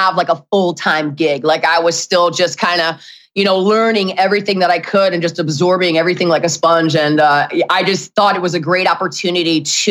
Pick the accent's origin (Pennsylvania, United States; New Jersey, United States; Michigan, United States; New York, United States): Michigan, United States; Detroit; moved away; my hometown of Detroit.